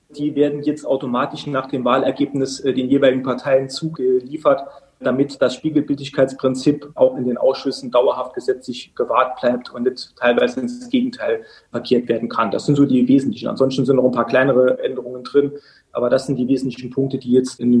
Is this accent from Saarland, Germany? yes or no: yes; Saarland, Germany; Ja, ist tatsächlich eine saarländische Besonderheit. Das heißt bei uns im Saarland kommunal Selbstverwaltungsgesetz.